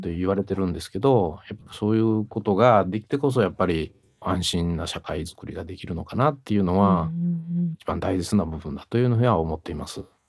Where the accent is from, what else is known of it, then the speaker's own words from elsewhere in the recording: Kyoto, Japan; accent: Kansai-ben; moved away as an adult; 私ずっと京都で育ったんですね。